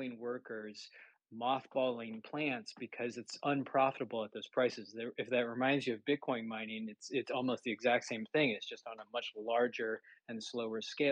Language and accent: English; Texas, United States; also born or lived in Oklahoma; growing up in Texas and going to school in Oklahoma